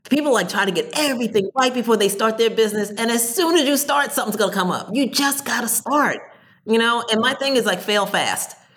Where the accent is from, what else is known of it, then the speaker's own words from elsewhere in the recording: New Jersey, United States; I'm from Jersey